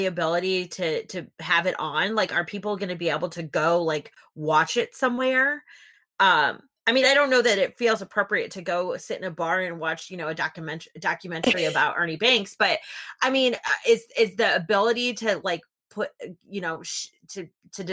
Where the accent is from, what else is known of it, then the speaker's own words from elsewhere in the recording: west of Chicago, Illinois, United States; my hometown, which is just, you know, an hour and a half, 2 hours west of Chicago